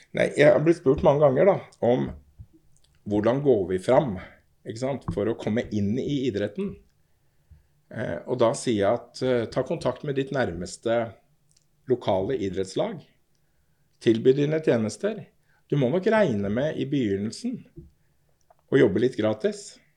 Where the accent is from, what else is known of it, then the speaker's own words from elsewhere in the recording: Oslo, Norway; jeg er fra Torshov. Torshau, som vi sier.